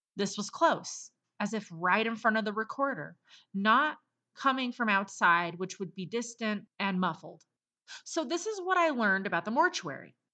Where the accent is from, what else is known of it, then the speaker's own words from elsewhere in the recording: Colorado, United States; moved away; I just made it to Colorado a couple days ago. My home state